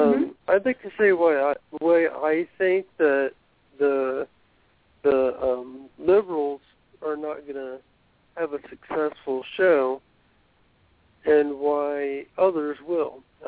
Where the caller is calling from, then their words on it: Ohio, United States; I'm from Ohio.